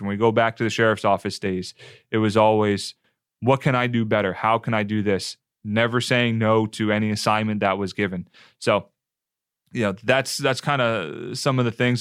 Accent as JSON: {"language": "English", "region": "New Jersey", "country": "United States", "tie": "born or raised there", "also_born_or_lived": "Western North Carolina", "moved": "as an adult", "lives_now": "Tampa, United States", "said": "Northeastern kid, New Jersey, South Jersey, about ten minutes outside of Philadelphia"}